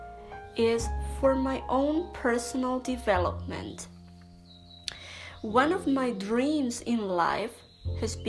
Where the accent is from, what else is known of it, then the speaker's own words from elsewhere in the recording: Canary Islands, Spain; first language Spanish; English is a second language; I'm a Spanish speaker. I'm from the Canary Islands, Spain